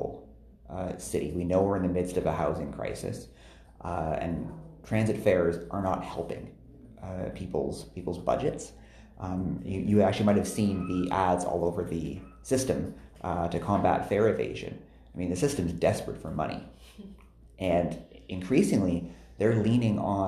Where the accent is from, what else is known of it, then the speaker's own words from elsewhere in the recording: Toronto, Ontario, Canada; also born or lived in Edmonton, Alberta; I live downtown now, but I grew up in East Scarborough in Guildwood